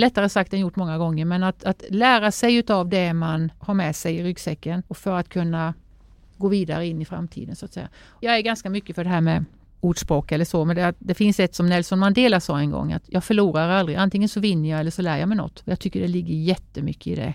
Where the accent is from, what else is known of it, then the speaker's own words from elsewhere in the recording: Sävsjö, Jönköping County, Sweden; hemma i Sävsjö där jag är uppvuxen